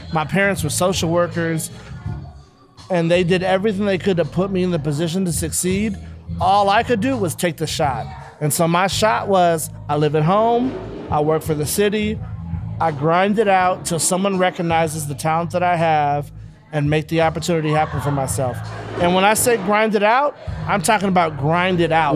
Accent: Los Angeles, California, United States; I grew up in South

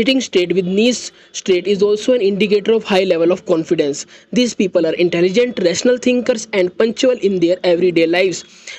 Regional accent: India; I am from India.

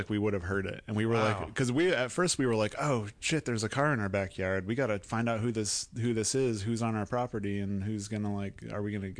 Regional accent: Indiana, United States

